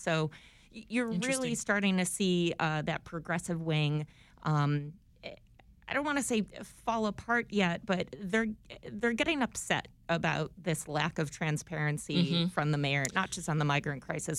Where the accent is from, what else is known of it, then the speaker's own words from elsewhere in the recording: Buffalo, New York, United States; now in Chicago, United States; I'm from Buffalo, so 40 degrees is spring.